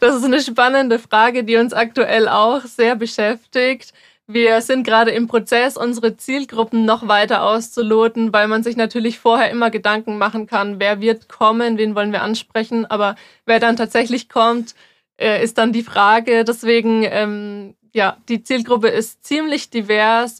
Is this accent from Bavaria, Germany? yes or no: yes; near Würzburg, Bavaria, Germany; ich bin 24 und ich komme auch aus der Nähe von Würzburg